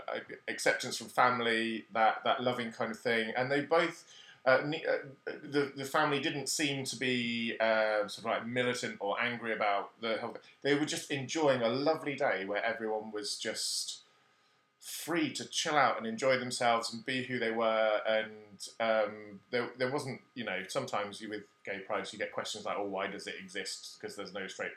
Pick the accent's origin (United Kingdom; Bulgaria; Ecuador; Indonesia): United Kingdom; Cornwall, South West England; moved away as an adult; also born or lived in West Germany / Brighton; I grew up in Cornwall